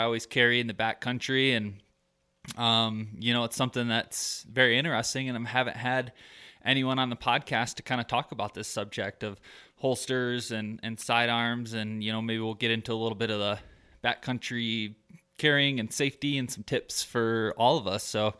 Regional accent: Michigan, United States; moved away as an adult; I'm originally from Michigan so I moved out here about 3.5 years ago, summer of 2015, going on my fourth year here, and I absolutely love it.

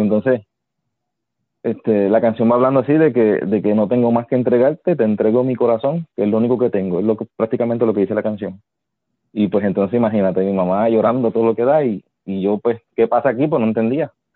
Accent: Yabucoa, Puerto Rico; yo vivía en un campo en Yabucoa

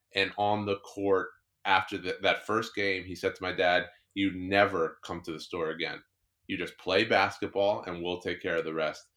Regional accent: New Jersey, United States; I grew up in New Jersey.

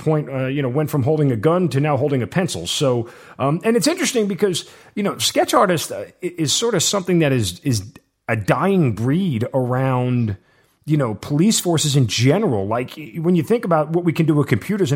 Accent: Long Island, New York, United States; I'm originally from Long Island as well

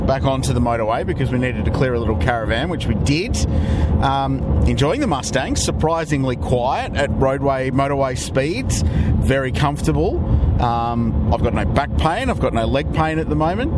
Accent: Adelaide, South Australia, Australia; I'm from Adelaide

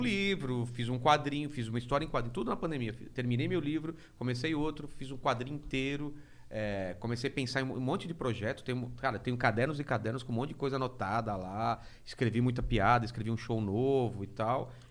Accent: Penápolis, São Paulo, Brazil; moved away; de Penápolis. Sou de Penápolis.

